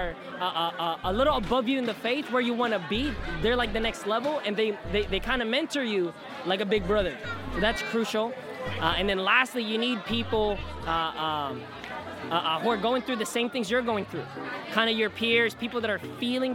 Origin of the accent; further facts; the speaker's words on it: United States; moved away as an adult; now in Philippines; I'm Filipino, but... Most of my life, I grew up in America, so readjusting to be a Filipino again